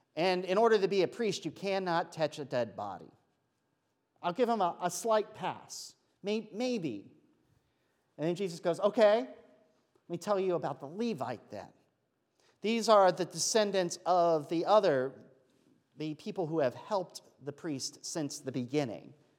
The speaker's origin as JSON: {"language": "English", "region": "Pennsylvania", "country": "United States", "said": "I'm from Pennsylvania"}